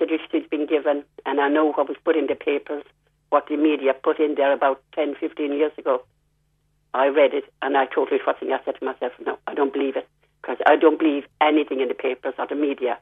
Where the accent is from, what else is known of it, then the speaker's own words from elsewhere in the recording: Limerick, Munster, Ireland; moved away; also born or lived in London, England; I come from Limerick, and we have a church there